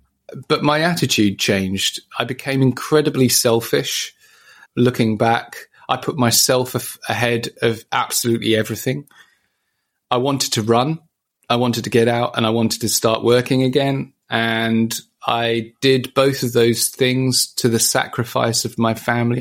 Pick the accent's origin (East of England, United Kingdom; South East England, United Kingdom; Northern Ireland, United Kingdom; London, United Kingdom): East of England, United Kingdom; Ipswich; my travel home from Papworth to my hometown